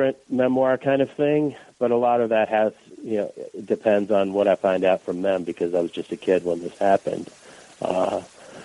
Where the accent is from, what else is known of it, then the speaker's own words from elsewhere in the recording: Boston, Massachusetts, United States; first language Russian; English is a second language; moved away as an adult; also born or lived in Moscow, Russia; now in Chicago, United States; That's where we moved to from the Soviet Union when I was 7.